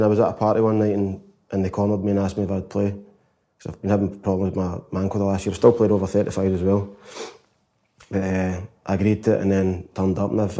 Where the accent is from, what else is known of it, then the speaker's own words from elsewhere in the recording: Glasgow, Scotland, United Kingdom; I was brought up, born in Preston, moved to Denison, then Springboig for since I was about 4 or 5. Mm-hmm. So East End of Glasgow most.